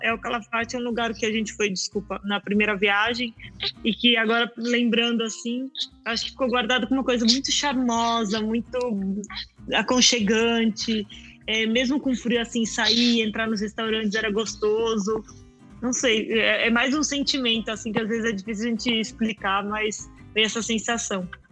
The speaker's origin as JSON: {"language": "Portuguese", "region": "Mato Grosso do Sul", "country": "Brazil", "tie": "born or raised there", "moved": "yes", "lives_now": "Portugal", "said": "eu cresci lá no Mato Grosso do Sul"}